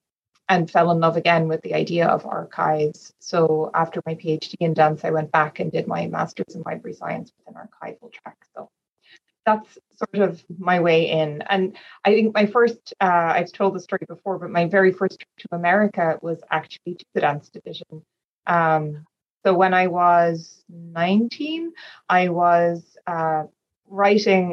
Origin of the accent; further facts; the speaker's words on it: Dublin, Leinster, Ireland; I am from Ireland. I come from Dublin